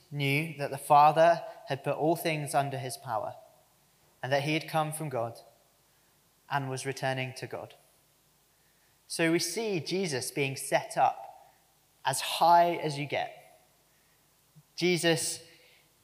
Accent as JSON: {"language": "English", "country": "United Kingdom", "said": "us, apparently, as the British public."}